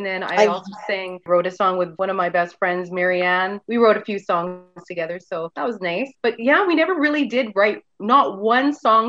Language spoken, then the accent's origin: English; Maidstone, Saskatchewan, Canada; moved away; I'm from Maidstone, Saskatchewan. I'm the only Saskatchewanian.